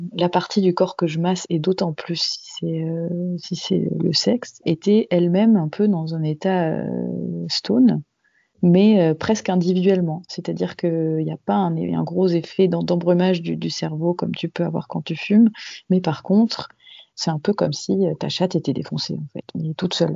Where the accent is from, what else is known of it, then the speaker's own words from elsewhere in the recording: Toulouse, Occitania, France; je suis toulousaine d'origine et maintenant j'habite à quelques heures de Toulouse dans la campagne